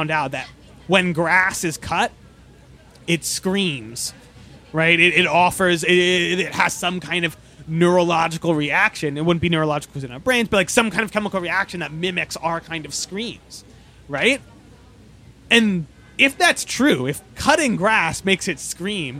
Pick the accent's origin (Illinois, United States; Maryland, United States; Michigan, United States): Maryland, United States; Baltimore; where I'm from Baltimore, Maryland